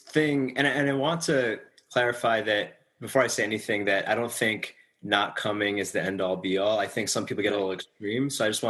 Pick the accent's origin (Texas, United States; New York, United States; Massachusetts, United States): New York, United States; In New York.